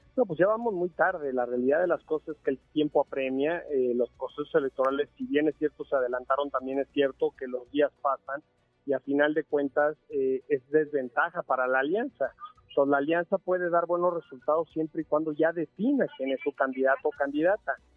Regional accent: Mexico; todos somos mexicanos

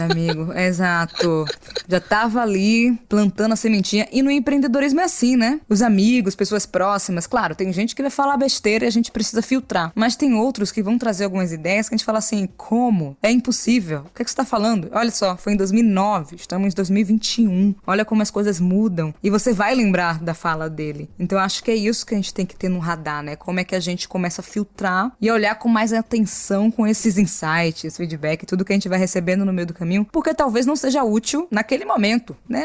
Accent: Salvador, Bahia, Brazil; eu tenho 29 anos, sou de Salvador, Bahia

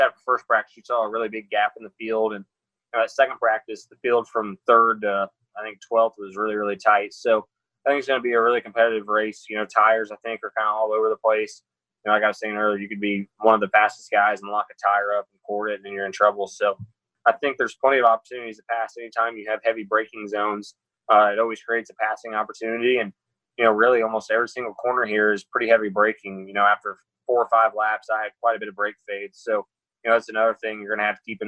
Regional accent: Indiana, United States; Growing up in Indiana

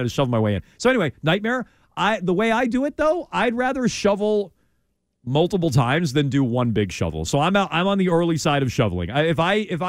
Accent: Vermont, United States; now in Massachusetts, United States; I grew up driving in Vermont. That's where I learned to drive.

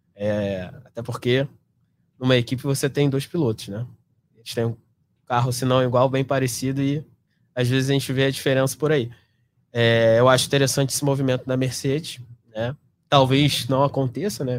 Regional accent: Brazil; eu sou brasileiro

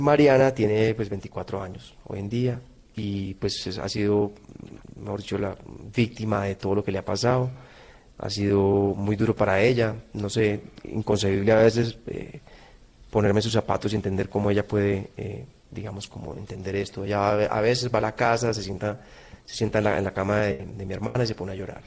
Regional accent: Colombia; yo soy un colombiano más

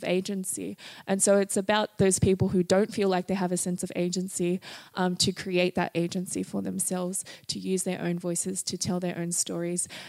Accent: Sydney, New South Wales, Australia; a mixed-race Tongan Australian woman from Mount Druitt

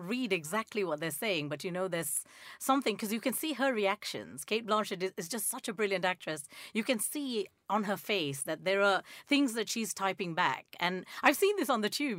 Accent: Nigeria; moved away; I grew up in Nigeria

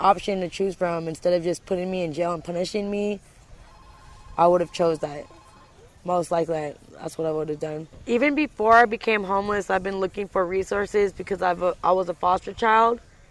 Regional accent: Marin, California, United States; I was raised in Marin

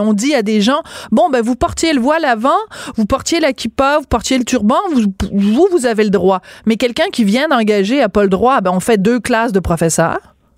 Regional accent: France; moved away; je suis née en France

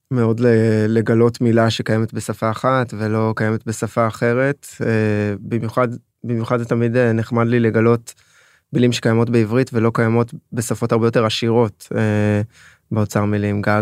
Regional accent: Israel; also born or lived in France; אז אני עולה חדש, נולדתי בצרפת ועליתי כעבור שבועיים לארץ.

